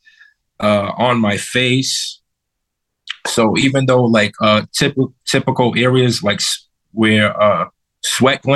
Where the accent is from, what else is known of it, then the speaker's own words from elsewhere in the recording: New York City, New York, United States; now in Connecticut, United States; I was originally from Brooklyn, New York. Now I live in Connecticut